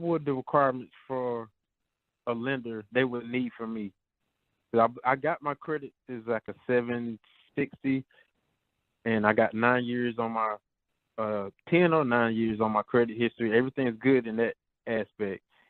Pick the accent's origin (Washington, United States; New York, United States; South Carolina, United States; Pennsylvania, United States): South Carolina, United States; Myrtle Beach; now in Greenville, United States; I'm from Myrtle Beach, South Carolina, but I live in Greenville, South Carolina